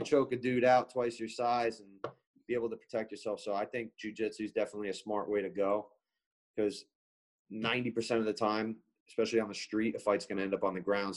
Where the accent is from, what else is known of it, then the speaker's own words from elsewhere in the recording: Ramsey, New Jersey, United States; back in my town where I grew up in Ramsey's, that's like all the way North Jersey